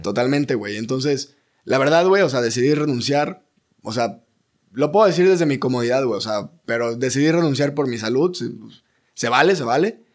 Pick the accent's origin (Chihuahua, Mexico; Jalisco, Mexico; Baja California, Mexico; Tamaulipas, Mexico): Tamaulipas, Mexico; Ciudad Mante; yo soy de Ciudad Mante, Tamaulipas